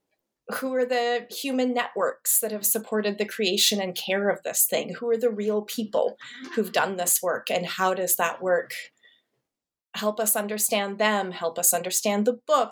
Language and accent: English; Montana, United States; I grew up in Montana, which is not known for its like urban centers of manuscript study